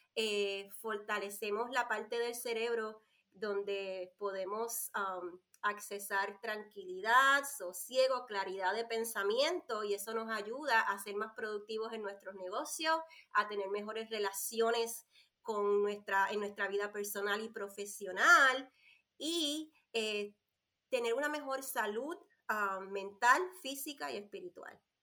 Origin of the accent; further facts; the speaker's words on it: Puerto Rico; moved away as an adult; now in North Carolina, United States; soy boricua, nací nacida y criada en la isla, isla del Encanto, Puerto Rico. Vivo acá en Carolina del Norte hace nueve años